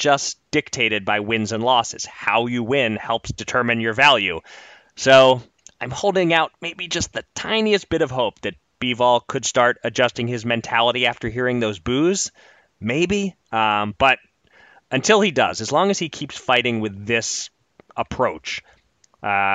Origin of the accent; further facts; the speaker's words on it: Philadelphia, Pennsylvania, United States; my hometown of Philadelphia